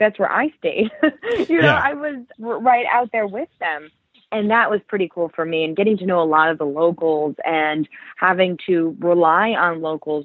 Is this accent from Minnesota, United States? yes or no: no; Cleveland, Ohio, United States; moved away as an adult; also born or lived in Chicago; now in New York City, United States; I grew up in Cleveland area.